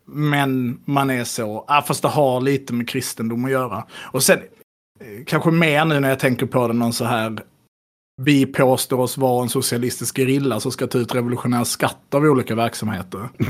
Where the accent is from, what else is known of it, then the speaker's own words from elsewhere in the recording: Skåne, Sweden; jag som skåning